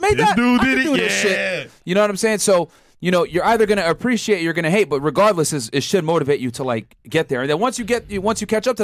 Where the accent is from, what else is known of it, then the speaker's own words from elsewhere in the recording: New Britain, Connecticut, United States; moved away as an adult; I grew up in New Britain, Connecticut, right? Lower socioeconomic town in Connecticut, central Connecticut.